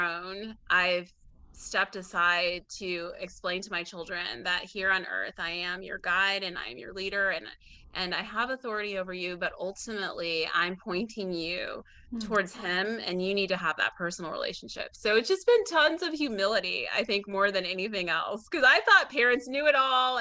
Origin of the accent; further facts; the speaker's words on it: Illinois, United States; moved away as an adult; now in Atlanta, United States; I'm from Illinois